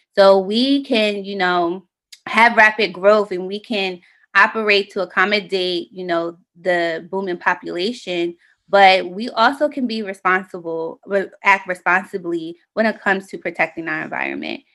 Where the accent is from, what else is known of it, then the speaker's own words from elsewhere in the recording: Delaware, United States; also born or lived in Philadelphia, Pennsylvania / Middletown, Delaware; when I was ten years old, we moved to Delaware